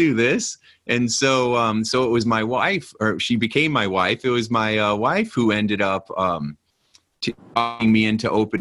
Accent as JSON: {"language": "English", "town": "Hobart", "region": "Indiana", "country": "United States", "tie": "born or raised there", "also_born_or_lived": "Gary, Indiana", "said": "I grew up, my apartment I was telling you about was in Gary, Indiana. And then I grew up in Hobart, Indiana, which is right next to it."}